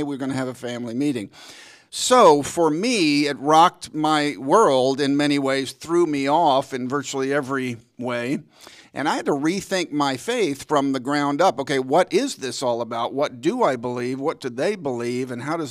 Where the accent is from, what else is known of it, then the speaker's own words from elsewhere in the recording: Dallas, Texas, United States; also born or lived in Wheaton; I grew up in Dallas